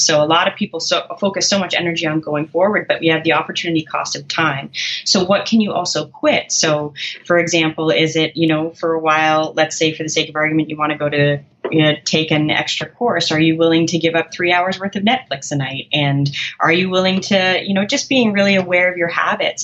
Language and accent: English; Canada; I'm a Canadian, I use kilometers.